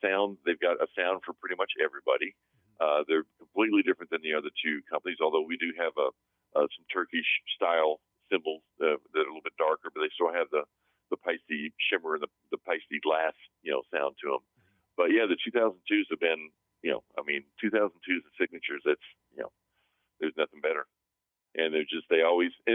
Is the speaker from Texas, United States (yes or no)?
yes; Texas, United States; moved away as an adult; now in San Fernando Valley, United States; I'm from Texas